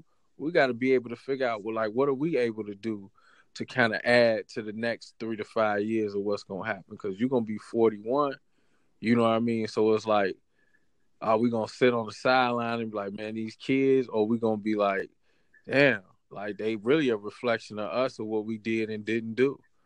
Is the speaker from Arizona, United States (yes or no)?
no; Chicago, Illinois, United States; born or raised there